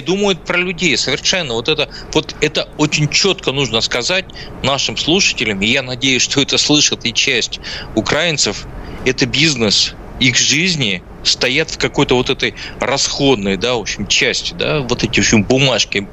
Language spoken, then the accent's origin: Russian; Izhevsk, Udmurtia, Russia; also born or lived in Tatar; я родился в Ижевске